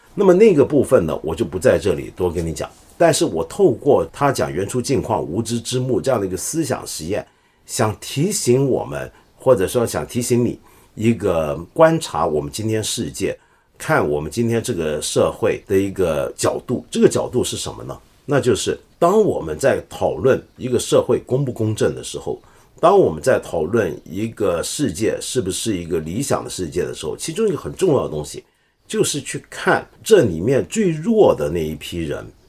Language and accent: Chinese; China; 我们中国人